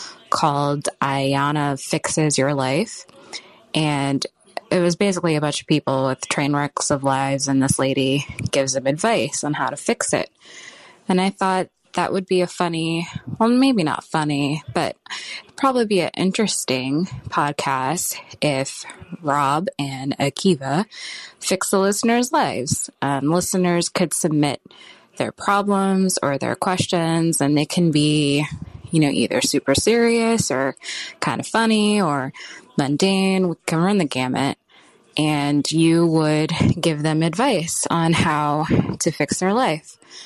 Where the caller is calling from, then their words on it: California, United States; I'm calling from Orange County, California.